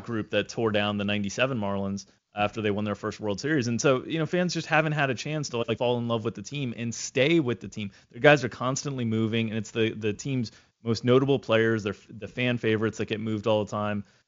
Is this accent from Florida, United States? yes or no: yes; Florida, United States; growing up in Florida